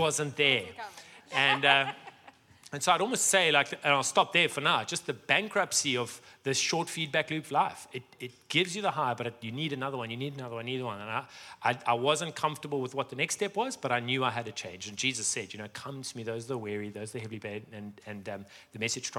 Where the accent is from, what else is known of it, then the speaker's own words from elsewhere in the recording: Johannesburg, Gauteng, South Africa; moved away; I was born in Sandton